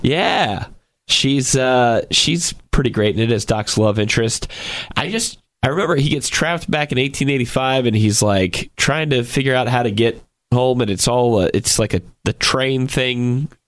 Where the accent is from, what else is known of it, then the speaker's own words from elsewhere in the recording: Georgia, United States; moved away; my home state of Georgia.